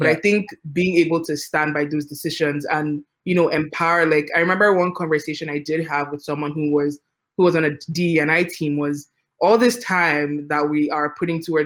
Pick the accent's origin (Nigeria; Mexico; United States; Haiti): Nigeria; moved away; I'm an immigrant, right? So, like, I grew up in Nigeria